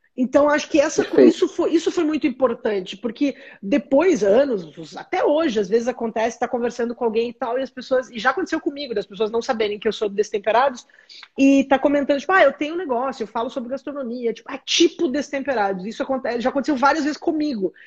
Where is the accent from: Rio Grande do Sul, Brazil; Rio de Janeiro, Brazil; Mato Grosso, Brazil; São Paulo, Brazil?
Rio Grande do Sul, Brazil; Caxias do Sul; moved away as an adult; also born or lived in São Marcos / Florianópolis; eu sou do Rio Grande do Sul, sou nascida em São Marcos, no interior, na Serra Gaúcha, cresci em Caxias do Sul